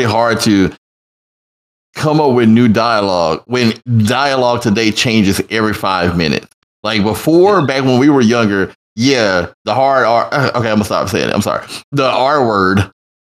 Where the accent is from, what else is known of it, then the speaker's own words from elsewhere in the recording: United States; being an African American in the United States of America or Black American